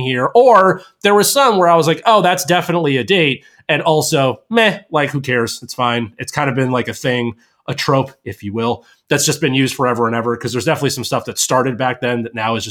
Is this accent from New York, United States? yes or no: yes; Albany, New York, United States; born or raised there